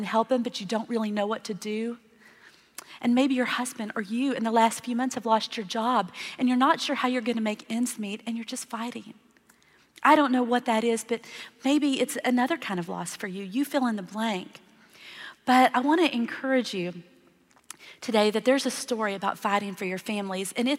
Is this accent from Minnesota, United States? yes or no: no; Texas, United States; I grew up in Texas